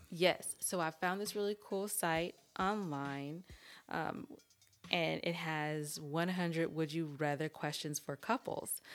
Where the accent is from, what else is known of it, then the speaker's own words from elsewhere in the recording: California, United States; I'm from California and I talk how I talk